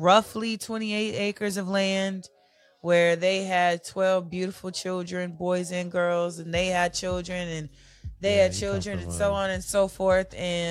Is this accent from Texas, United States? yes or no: yes; Dallas, Texas, United States; born or raised there; also born or lived in Corsicana, Texas / Lancaster, Texas / Mesquite, Texas